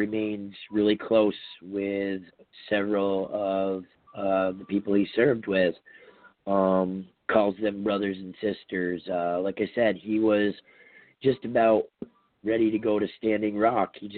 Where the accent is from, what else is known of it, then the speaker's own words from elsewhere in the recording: Ferrisburgh, Vermont, United States; in my hometown of Ferrisburg